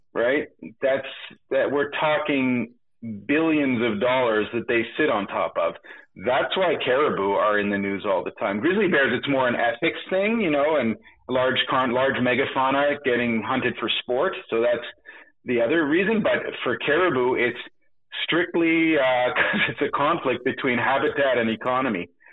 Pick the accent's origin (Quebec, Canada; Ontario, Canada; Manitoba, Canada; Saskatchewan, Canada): Quebec, Canada; Montreal; I was born in Montreal